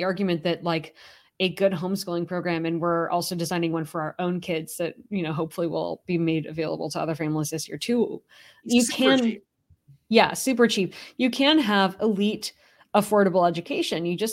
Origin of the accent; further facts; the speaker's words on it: California, United States; moved away; I grew up in California